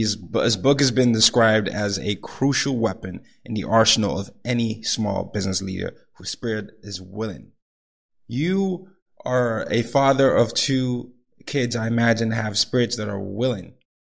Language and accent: English; Nigeria; I'm the oldest of three boys. I'm from Nigeria. Grew up in different parts of the world